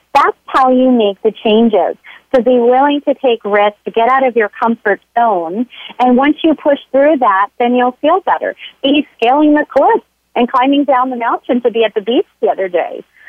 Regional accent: Florida, United States; now in San Diego, United States; I grew up in, in Florida

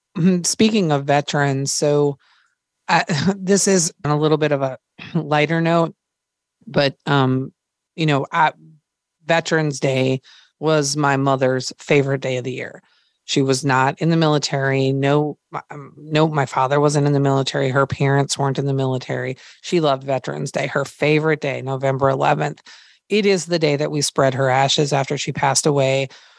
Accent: Minnesota, United States; Well, I grew up in Minnesota, so it was cold.

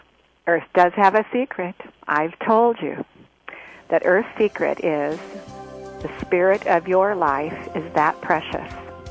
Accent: United States; I'm all American, but we are always in a hurry.

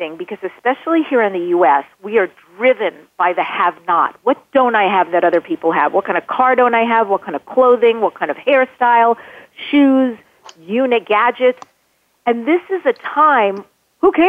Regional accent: New York, United States; I'm from New York. Draw. D-R-A-W-E-R. I still can't say that word well

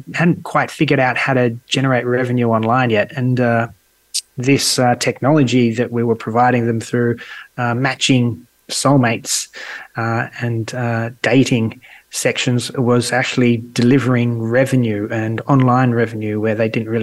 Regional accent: Sydney, New South Wales, Australia; moved away as an adult; also born or lived in Sweden; now in Malta; in Sydney, my hometown

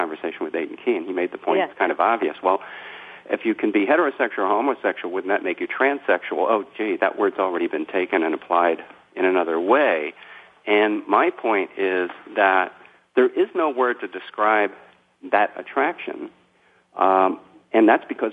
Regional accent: Philadelphia, Pennsylvania, United States; moved away as an adult; now in New York City area, United States; I grew up in South Philadelphia and outside of Philadelphia

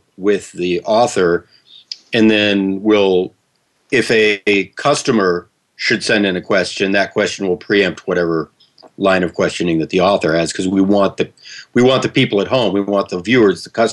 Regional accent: Kansas City, United States; moved away; I grew up in the Kansas City area

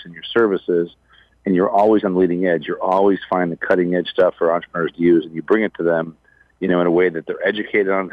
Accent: Chicago, Illinois, United States; born and raised in Chicago

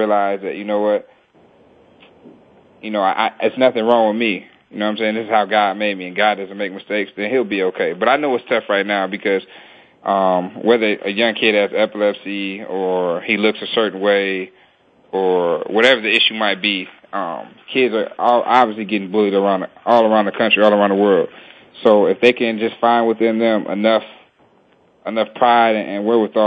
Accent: Detroit, Michigan, United States; also born or lived in Cincinnati; now in Philadelphia, United States; I grew up in Detroit

